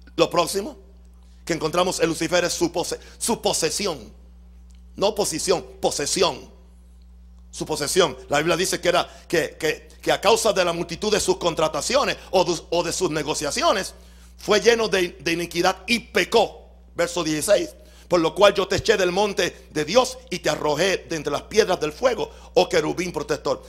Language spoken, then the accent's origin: Spanish; Puerto Rico; mi mamá me parió en Puerto Rico?